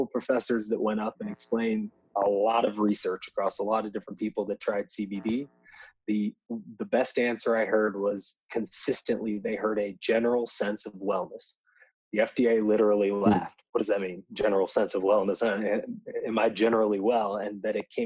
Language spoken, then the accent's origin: English; Indiana, United States; I'm from Indiana, so right in the Midwest